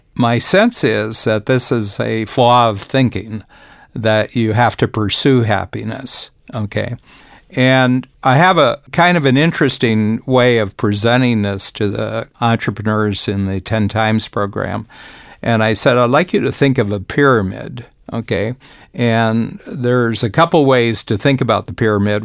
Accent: United States; moved away; being an American, born American, but having spent roughly about two-thirds of my life outside the United States.

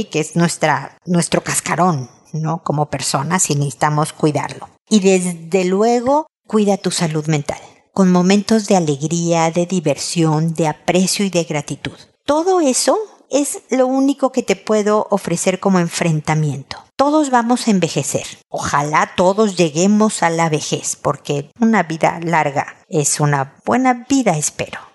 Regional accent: Mexico; como decimos en México

